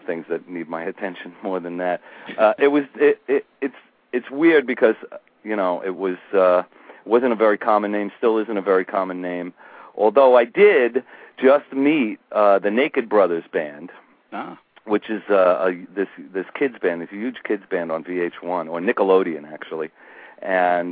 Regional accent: New York City, New York, United States; I grew up on Staten Island

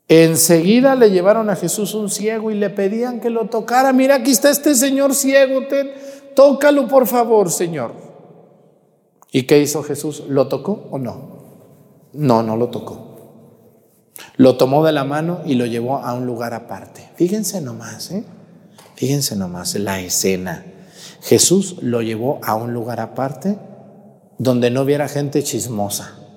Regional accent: Mexticacán, Jalisco, Mexico; moved away; mi pueblo allá en Mesticacán

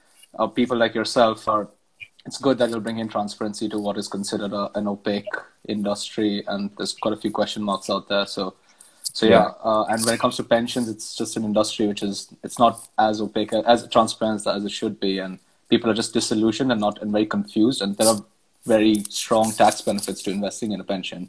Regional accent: India; moved away as an adult; now in London, United Kingdom; I grew up in India, then moved to London 6 years ago.

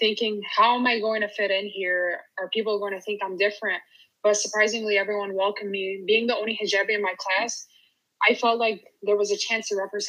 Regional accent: Michigan, United States; moved away; I hope to open it up in my hometown in Michigan.

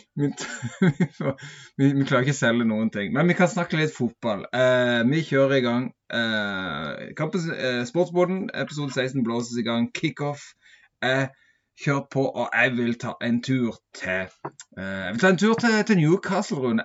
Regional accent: Sørlandet, Southern Norway, Norway; jeg er jo fra Sørlandet

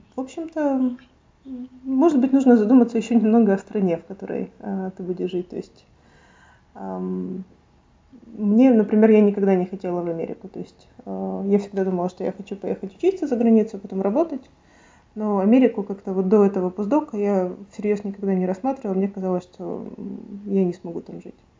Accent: Kharkiv, Kharkiv Oblast, Ukraine; now in Stockholm, Sweden; я из Харькова

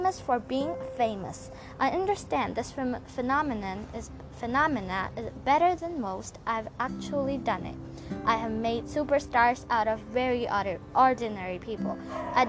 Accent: India; I'm an Indian

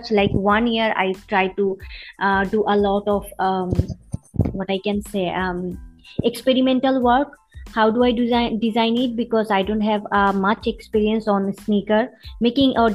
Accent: Bangladesh; as a bangladeshi

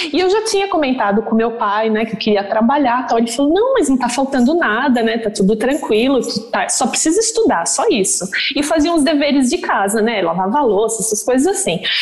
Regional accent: Santa Catarina, Brazil; accent: southern; moved away as an adult; also born or lived in Virginia; now in New York, United States; Eu sou de Santa Catarina, como a Vivi falou. Nasci lá no interior, meus pais são, moram num sítio

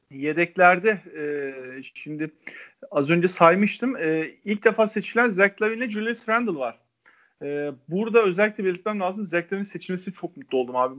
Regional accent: İzmir, Turkey; ben bir İzmirli olarak

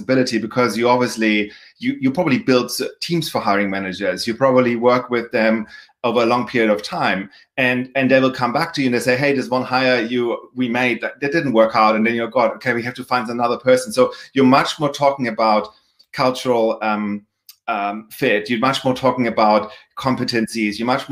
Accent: Germany; moved away; as anybody can probably tell by my accent, also by my last name, I'm from Germany originally. So I started my career there

